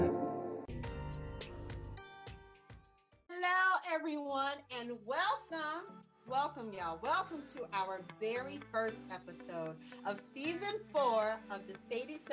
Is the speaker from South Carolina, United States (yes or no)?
yes; South Carolina, United States; moved away; I'm born in North Carolina, raised in South Carolina